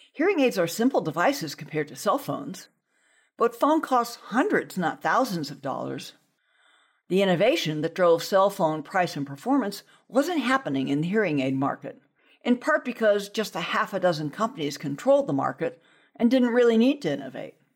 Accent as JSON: {"language": "English", "region": "Southern California", "country": "United States", "tie": "born or raised there", "said": "as a child, growing up in Southern California"}